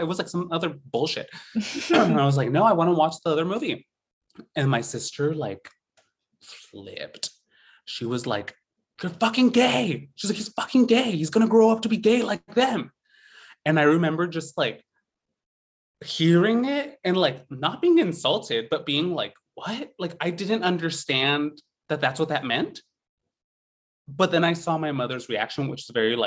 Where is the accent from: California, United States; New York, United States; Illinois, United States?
California, United States; San Joaquin Valley, Central Valley of; I grew up in the Central Valley of California, in the San Joaquin Valley, like dead middle of California